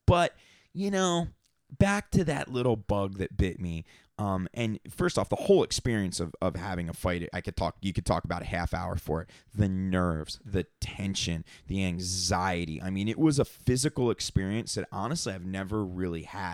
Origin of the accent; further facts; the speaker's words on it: Atlantic City, New Jersey, United States; when I was a little kid and growing up in Atlantic City, going to fights